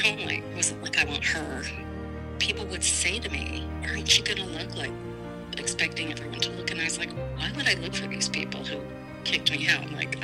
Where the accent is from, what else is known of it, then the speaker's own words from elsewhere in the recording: New York City, New York, United States; I was adopted from Angel Guardian Orphanage, or Angel Guardian Home, I think it was called back then, in Brooklyn